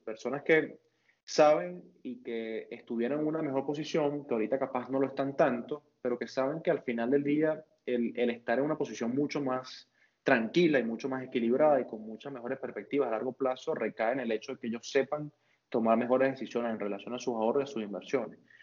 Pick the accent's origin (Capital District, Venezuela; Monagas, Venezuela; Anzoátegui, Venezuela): Monagas, Venezuela; Maturín; now in Caracas, Venezuela; Yo vivo en Caracas, pero yo no soy de Caracas, Nico, yo soy de Maturín